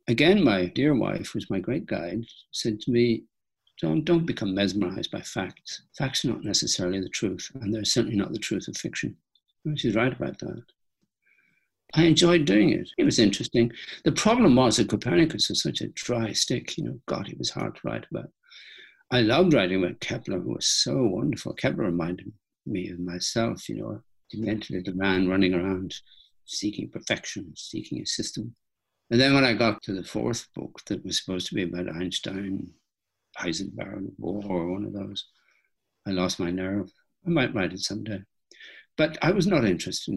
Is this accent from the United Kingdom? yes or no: no; Ireland; I'm Irish